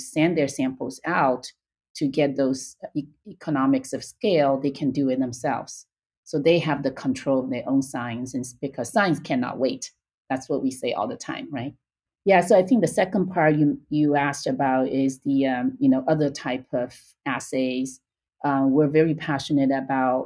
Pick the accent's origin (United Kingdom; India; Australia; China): China; moved away as an adult; now in United States; I was born and raised in China. I came to UCLA for graduate school